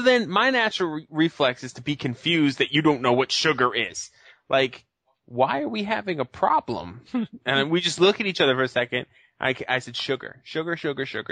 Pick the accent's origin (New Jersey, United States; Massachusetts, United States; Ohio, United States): Massachusetts, United States; Boston; I'm from Boston, so everyone's Irish pretty much